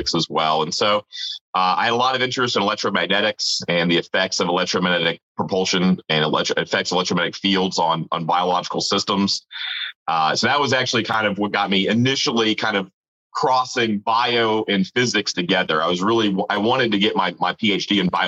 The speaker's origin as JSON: {"language": "English", "town": "Marietta", "region": "Georgia", "country": "United States", "said": "So I'm from Atlanta, a suburb of Atlanta called Marietta"}